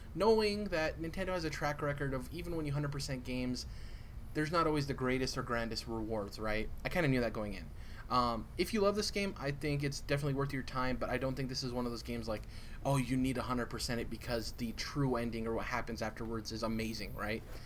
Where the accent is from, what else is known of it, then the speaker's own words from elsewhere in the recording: United States; as an American